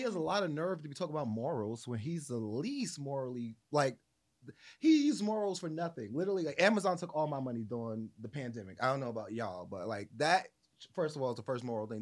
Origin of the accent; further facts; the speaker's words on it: New Jersey, United States; I'm from New Jersey